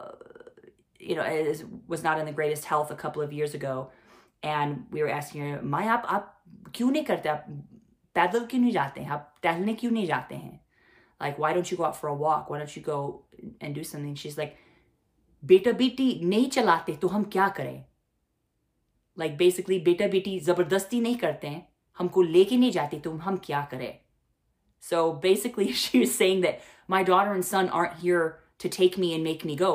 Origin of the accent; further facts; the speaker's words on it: Midwest, United States; moved away as an adult; now in India; I grew up in the United States and in the Midwest, and now have lived most of my adult life in India.